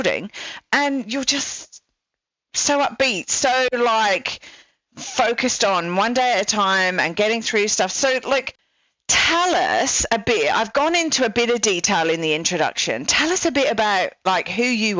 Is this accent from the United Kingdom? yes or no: yes; England, United Kingdom; now in Australia; I'm English